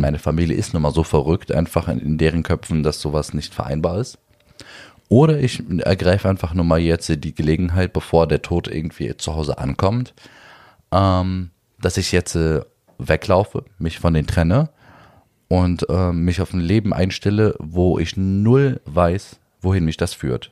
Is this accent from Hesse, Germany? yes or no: no; Berlin, Germany; Neukölln, wo ich aufgewachsen bin